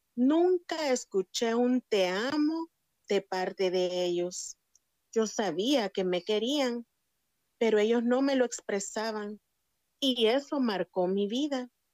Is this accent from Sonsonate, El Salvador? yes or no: no; San Salvador, El Salvador; Nací en El Salvador, soy del Salvador y nací en San Salvador